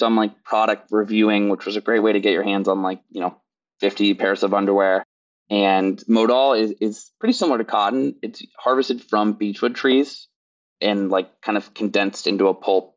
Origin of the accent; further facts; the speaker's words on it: Kansas City, United States; moved away; I grew up in Kansas City.